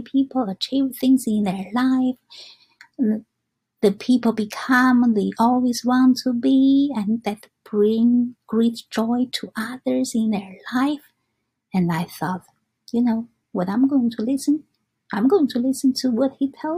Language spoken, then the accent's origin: English; China; English is a second language; now in New York, United States; I'm come from China